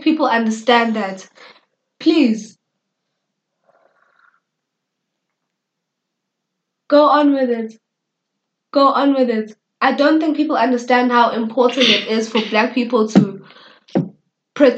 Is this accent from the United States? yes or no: no; South Africa